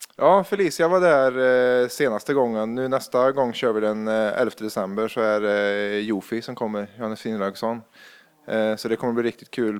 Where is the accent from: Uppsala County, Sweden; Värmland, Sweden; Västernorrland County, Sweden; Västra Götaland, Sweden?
Värmland, Sweden; now in Gothenburg, Sweden; jag är från Värmland, från en liten bruksort